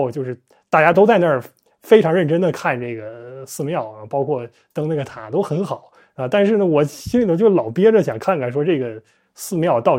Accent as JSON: {"language": "Chinese", "region": "Northeast China", "country": "China", "accent": "Northeastern (Dongbei)", "said": "照我们东北话"}